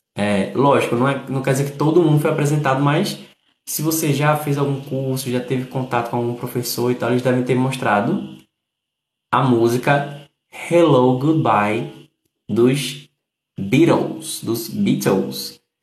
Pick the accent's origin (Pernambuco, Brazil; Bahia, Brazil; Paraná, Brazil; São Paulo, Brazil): Pernambuco, Brazil; Recife; Saudações recifenses. Kiko, tu és meu conterrâneo